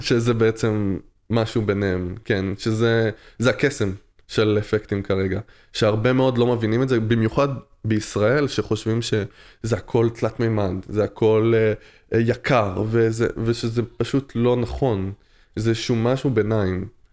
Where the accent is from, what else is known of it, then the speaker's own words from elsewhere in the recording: France; also born or lived in Tel Aviv; now in Israel; במולדת שלי, בצרפת, כן, נולדתי בצרפת